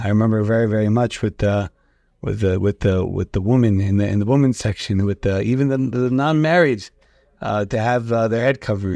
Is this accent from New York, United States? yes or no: yes; New York City, New York, United States; we grew up together in the Beit Knesset in the shul in Rigo Park